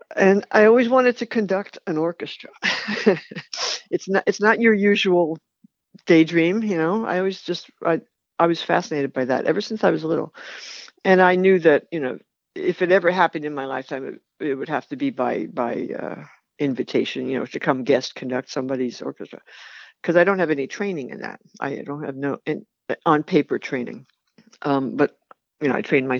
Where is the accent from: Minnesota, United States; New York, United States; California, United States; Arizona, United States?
New York, United States; New York City; moved away; I grew up in New York City after the war